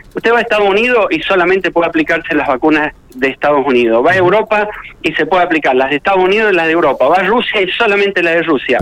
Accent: Argentina; como argentino

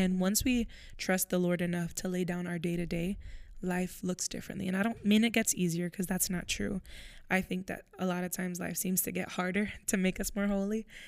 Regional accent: Florida, United States; moved away as an adult; now in Pennsylvania, United States; I, I'm from Florida, so I'm moving to Pennsylvania.

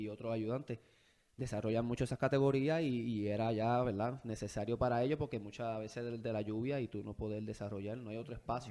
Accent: Bayamón, Puerto Rico; also born or lived in Arecibo / United States; Tuve parte de mi niñez también tuve cuatro años en Arecibo, este, pero luego regresé a Bayamón desde ya cuando estaba tenía 10 años. De ahí en adelante sigo en Bayamón. Pero yo nací en Bayamón.

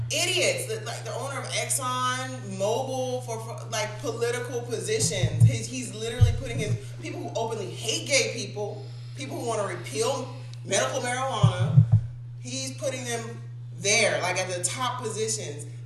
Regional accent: the South of the United States, United States; I was born and raised in the South of the United States of America.

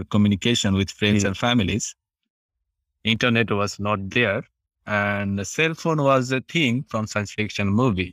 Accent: Dhaka, Dhaka Division, Bangladesh; moved away as an adult; now in Japan; I'm from Bangladesh, the capital from Dhaka city.

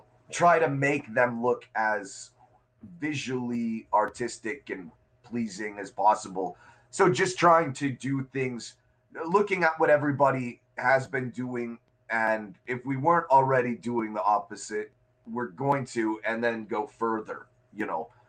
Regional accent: Minnesota, United States; moved away as an adult; now in Chicago, United States; When I turned 18, I moved from Minnesota to Chicago, and I didn't have any real client base in Chicago.

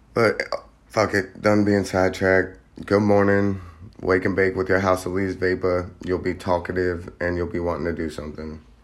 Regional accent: Ohio, United States; moved away; I come from Ohio, which is, uh, I was, uh, we'll just say, most of my family still resides in Ohio

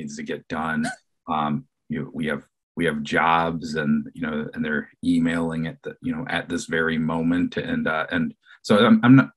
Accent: Detroit, Michigan, United States; moved away; I'm originally from Detroit

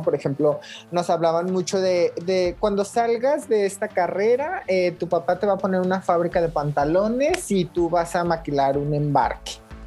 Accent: Zacualco de Torres, Jalisco, Mexico; moved away; yo vengo de un pueblo cerca de Guadalajara que se llama Zacualco de Torres. Es un pueblito chiquitito, este, pues como a una hora de Guadalajara y aproximadamente en, pues en, mi pueblo, en, el lugar donde vivía

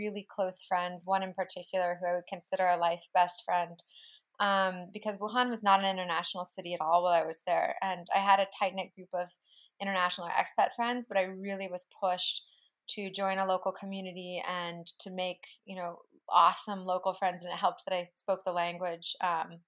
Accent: California, United States; moved away; also born or lived in China; my background growing up in California

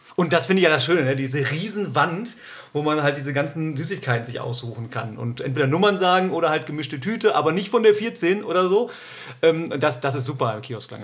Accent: Duisburg, North Rhine-Westphalia, Germany; also born or lived in Cologne / Oldenburg; now in Münster, Germany; ich bin aus dem Ruhrgebiet, muss man dazu sagen. Ich bin in, in Duisburg, äh, Hamborn geboren

